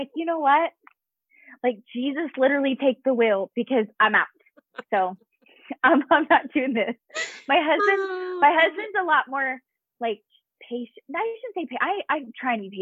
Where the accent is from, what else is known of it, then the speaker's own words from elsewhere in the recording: Utah, United States; moved away as an adult; also born or lived in Virginia / Texas; now in Colorado Springs, United States; we're originally from Utah. So we have our main roots and family is all in Utah